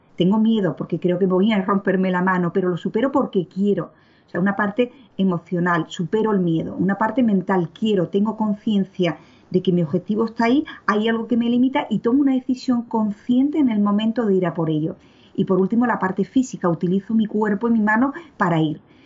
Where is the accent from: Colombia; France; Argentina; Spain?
Spain; Seville, Andalusia; moved away as an adult; now in Brussels, Belgium; soy de Sevilla mm, y llevo viviendo y trabajando en Bruselas pues eh, la friolera de 27 años.